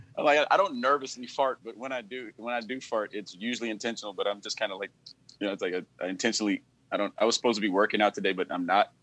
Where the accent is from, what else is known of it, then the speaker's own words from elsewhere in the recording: Compton, California, United States; I'm from LA. I'm from here. I'm from Compton